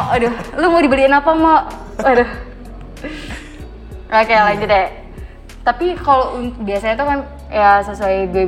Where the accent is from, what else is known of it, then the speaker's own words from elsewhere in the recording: Denpasar, Bali, Indonesia; Kalau di daerahku di Denpasar tuh ada juga yang pakai uh, eh, nama lain dari Made itu yaitu kayak Kade